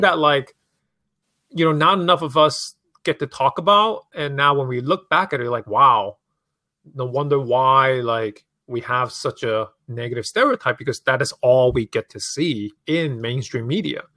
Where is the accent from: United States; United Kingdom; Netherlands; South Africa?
United States; New York City, New York; also born or lived in Hong Kong; growing up in New York City, like, fashion is such a huge part of, like, the culture and streets